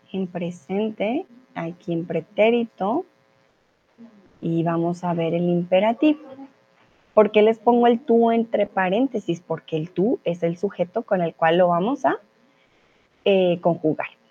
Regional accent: Colombia; soy de Colombia

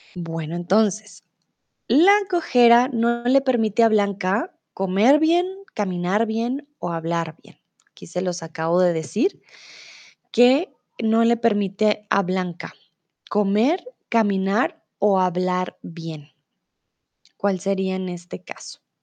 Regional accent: Colombia; also born or lived in Mexico; now in Germany; soy de Colombia, comúnmente vivo en Alemania, pero ahora estoy en México

